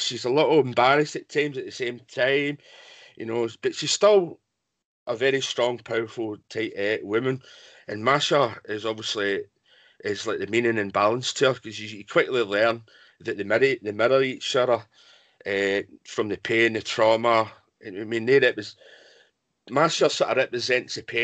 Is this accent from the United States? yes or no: no; Scotland, United Kingdom; I'm Scottish